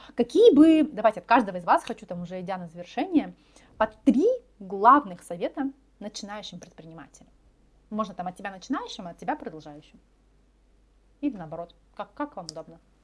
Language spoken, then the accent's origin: Russian; Far East, Russia; мы все с Дальнего Востока